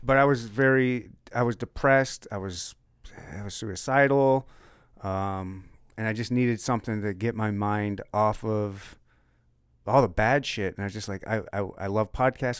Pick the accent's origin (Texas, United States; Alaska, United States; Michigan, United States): Michigan, United States; moved away; I'm from Michigan